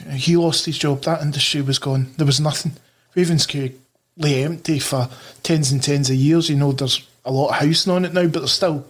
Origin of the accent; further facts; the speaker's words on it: Chapelhall, Scotland, United Kingdom; moved away; because I'm from Chapel Hall originally